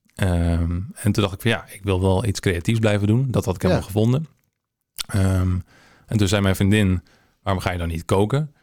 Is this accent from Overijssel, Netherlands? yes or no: no; Hensbroek, North Holland, Netherlands; moved away as an adult; also born or lived in Haarlem; now in Amsterdam, Netherlands; ik ben om mijn achttiende verhuisd naar ehm, Amsterdam vanuit Hensbroek. Ja? Ik kom uit de regio